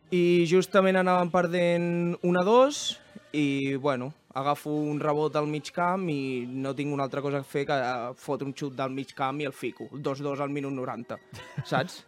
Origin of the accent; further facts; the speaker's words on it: Terrassa, Catalonia, Spain; vam néixer aquí a Terrassa